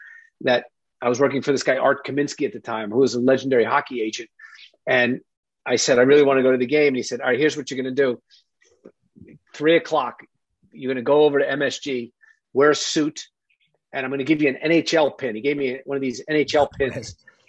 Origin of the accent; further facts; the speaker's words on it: Jericho, New York, United States; So I think guys like us, who like Johnny growing up in Syosset, or me … you know, Jericho, we had it easy.